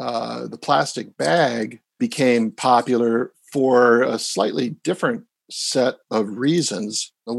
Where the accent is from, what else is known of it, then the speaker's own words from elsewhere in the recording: Wisconsin, United States; moved away; I grew up in Wisconsin.